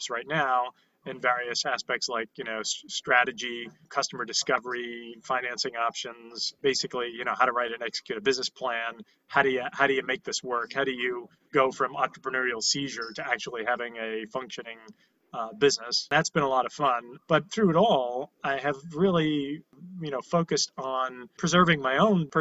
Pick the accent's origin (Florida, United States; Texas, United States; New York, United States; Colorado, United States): New York, United States; New York City; I was born in Canarsie, Brooklyn.